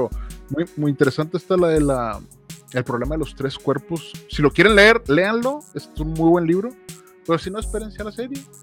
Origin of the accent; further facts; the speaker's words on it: United States; Spanish is a second language; porque obviamente soy gringo y todo lo busco en inglés.